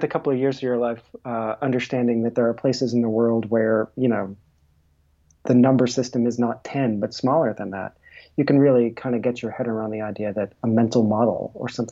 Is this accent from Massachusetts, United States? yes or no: yes; a small town right outside of Boston, Massachusetts, United States; I grew up in a small town right outside of Boston.